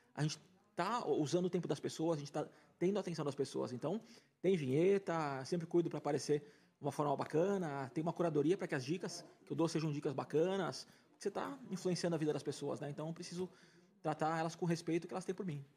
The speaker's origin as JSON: {"language": "Portuguese", "region": "coast of São Paulo", "country": "Brazil", "said": "eu sou do litoral de São Paulo"}